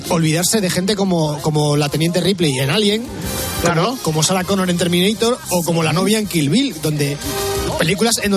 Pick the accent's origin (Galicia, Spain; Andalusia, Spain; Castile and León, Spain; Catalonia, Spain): Catalonia, Spain; Santa Coloma de Gramenet; yo de Santa Coloma de ¿eh? Gramanet.